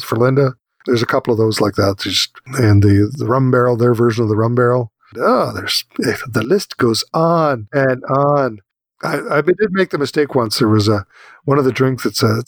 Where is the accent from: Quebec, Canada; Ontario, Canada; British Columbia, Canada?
Ontario, Canada; Ottawa Valley; I grew up in the Ottawa Valley and we only had one channel